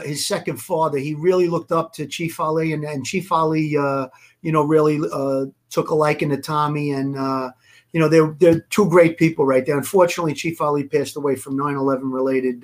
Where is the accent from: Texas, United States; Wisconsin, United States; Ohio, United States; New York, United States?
New York, United States; New York City; I come from Gravesend as well, and I actually rubbed elbows with Larry growing up